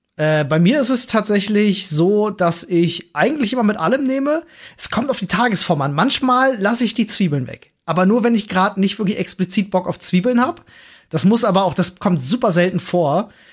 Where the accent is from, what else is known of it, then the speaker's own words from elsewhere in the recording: Berlin, Germany; als Berliner Kind